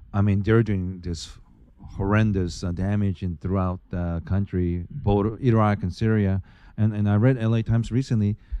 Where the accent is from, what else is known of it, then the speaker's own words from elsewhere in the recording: Bremerton, Washington, United States; also born or lived in California / Seattle; I grew up in Naval Base in Bremerton